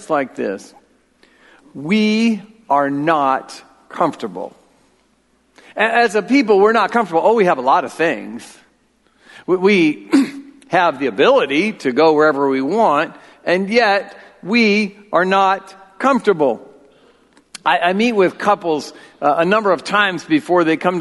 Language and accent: English; United States; as an American male